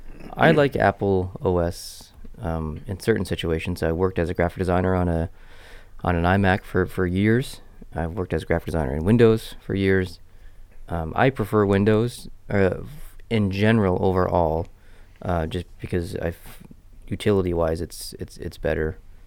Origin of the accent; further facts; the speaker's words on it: Miramichi, New Brunswick, Canada; Yeah, we're from the Miramichi, I guess you'd say. So